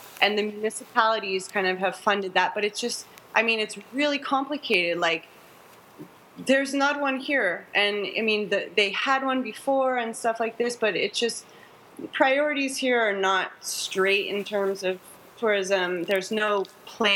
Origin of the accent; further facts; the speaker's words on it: Orange County, California, United States; I grew up in Orange County